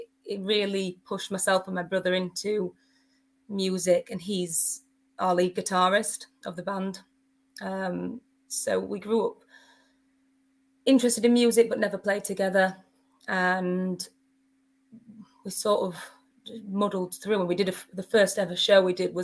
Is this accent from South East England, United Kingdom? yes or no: no; near Bawtry, Doncaster, Yorkshire and the Humber, United Kingdom; I grew up near Bawtry, which is near Doncaster